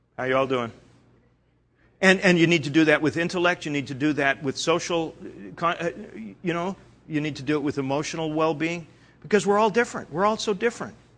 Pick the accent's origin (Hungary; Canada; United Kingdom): Canada; I'm Canadian